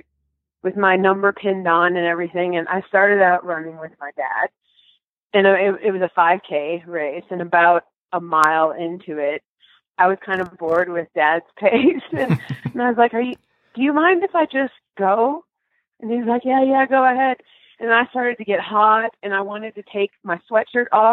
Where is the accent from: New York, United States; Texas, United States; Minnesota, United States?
Minnesota, United States; Robbinsdale; I grew up in Robbinsdale, Minnesota